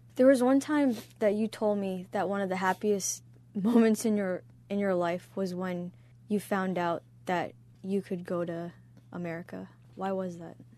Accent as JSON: {"language": "English", "country": "United States", "tie": "born or raised there", "said": "growing up in the nineties, it was as American for me"}